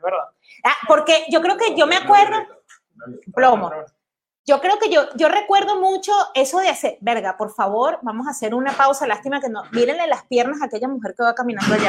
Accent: Caracas, Capital District, Venezuela; moved away as an adult; now in Netherlands; soy de Caracas.

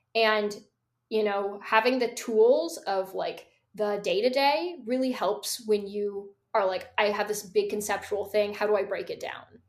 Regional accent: Seattle, Washington, United States; born or raised there

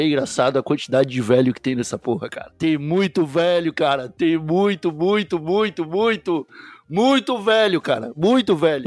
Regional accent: Brazil; moved away as an adult; also born or lived in São Paulo; now in Lisbon, Portugal; sou brasileiro

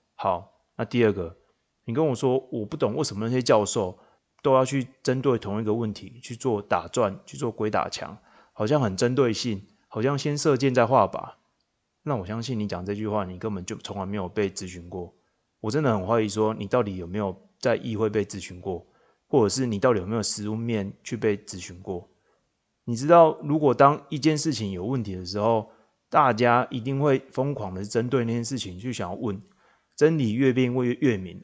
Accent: Changhua County, Taiwan; now in Tainan, Taiwan; 那我老家是在彰化，我现在住在台南

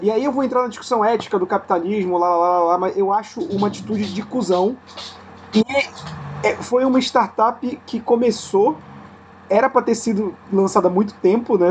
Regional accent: Brazil; a gente cresceu no Brasil

